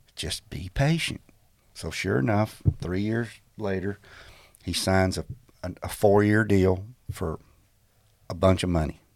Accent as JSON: {"language": "English", "region": "Texas", "country": "United States", "tie": "born or raised there", "also_born_or_lived": "Florida", "moved": "as an adult", "said": "I grew up in Texas, played high school ball"}